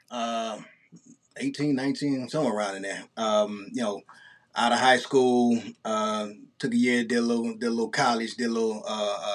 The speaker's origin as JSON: {"language": "English", "town": "East St. Louis", "region": "Illinois", "country": "United States", "tie": "born or raised there", "said": "yeah, I'm from East St. Louis, Illinois, right across the bridge from St. Louis, Missouri."}